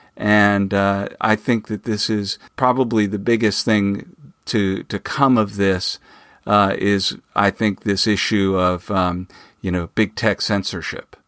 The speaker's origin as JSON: {"language": "English", "town": "Phoenix", "region": "Arizona", "country": "United States", "tie": "born or raised there", "said": "I grew up in Phoenix, Arizona"}